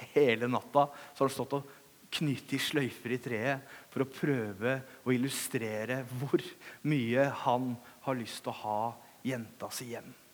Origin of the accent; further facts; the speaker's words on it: Langesund, Vestfold og Telemark, Norway; moved away; Når jeg kommer til Kragerø, så begynner jeg å prate litt breiere, for det er fordi jeg er fra Langesund.